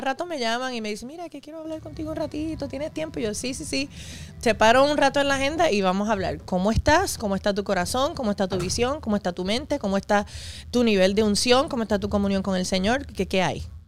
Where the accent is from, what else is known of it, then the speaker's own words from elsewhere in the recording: Puerto Rico; also born or lived in New York City, New York, United States; me crié aquí desde los siete años